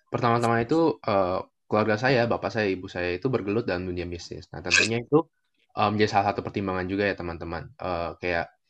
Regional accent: Banjarmasin, South Kalimantan, Indonesia; now in Jakarta, Indonesia; Pertama-tama itu saya bukan dari Jakarta ya teman-teman. Saya datang dari Banjarmasin juga.

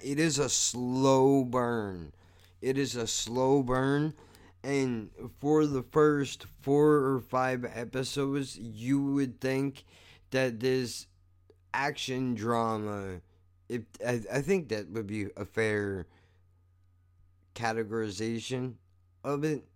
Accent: United States; I'm an American

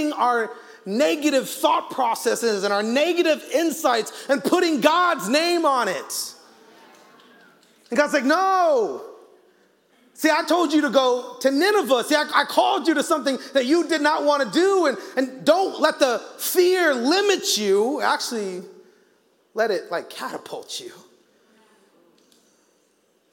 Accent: Arizona, United States; I grew up in Arizona

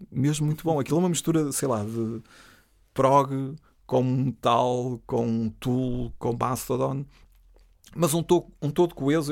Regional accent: Trás-os-Montes, Norte, Portugal

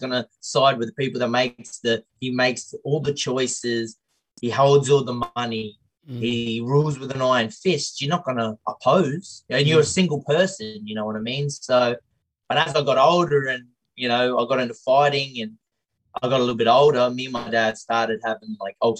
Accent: Tully, Queensland, Australia; Growing up in Tully, small town

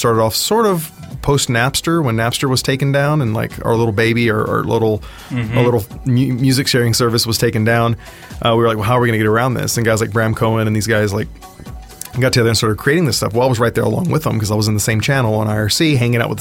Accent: South Texas, United States; I was born in South Texas, and born on a ranch. Actually, the third largest ranch in the world, the King Ranch, and didn't really have a whole lot to do growing up in the country.

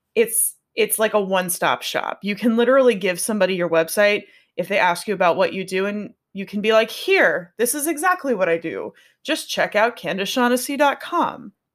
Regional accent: Pittsburgh, Pennsylvania, United States; I'm from Pittsburgh, so that's where the N comes from, 'cause we say N at in Pittsburgh

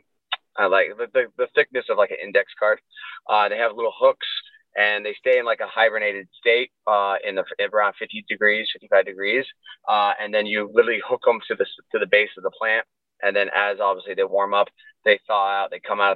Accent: Southern Oregon, United States; moved away as an adult; also born or lived in San Diego, California; I'm originally from Southern Oregon. I relocated down to San Diego for about, those 8 years, 7 years

